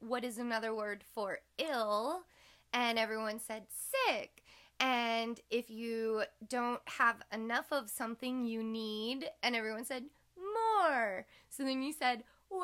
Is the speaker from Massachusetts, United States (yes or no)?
no; Orange, California, United States; growing up in Old Town Orange